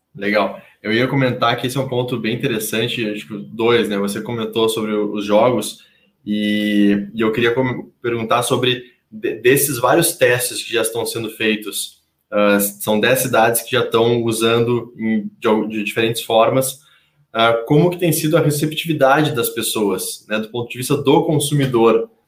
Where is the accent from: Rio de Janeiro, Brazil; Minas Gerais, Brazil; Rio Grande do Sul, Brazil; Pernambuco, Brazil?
Rio Grande do Sul, Brazil; now in São Paulo, Brazil; eu que sou gaúcho e os meus conterrâneos gaúchos aqui